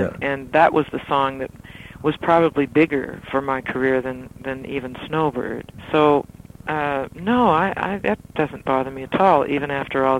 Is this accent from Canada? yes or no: yes; Nova Scotia, Canada; in Nova Scotia, in my hometown